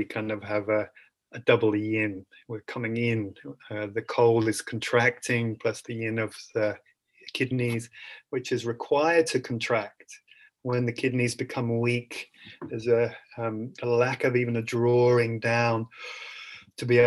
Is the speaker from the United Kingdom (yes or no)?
yes; England, United Kingdom; I'm naturally from England